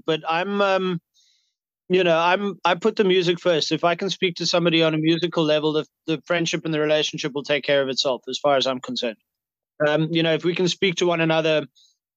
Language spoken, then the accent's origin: English; South Africa; we come from South Africa